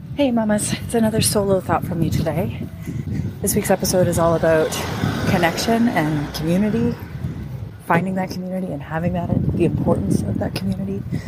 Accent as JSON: {"language": "English", "country": "Canada", "also_born_or_lived": "Vancouver, Canada", "moved": "as an adult", "lives_now": "Europe", "said": "I'm a Canadian educator, writer"}